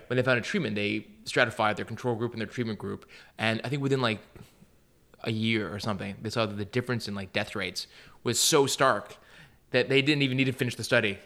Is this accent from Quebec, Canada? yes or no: yes; Montreal, Quebec, Canada; I'm from Montreal, Canada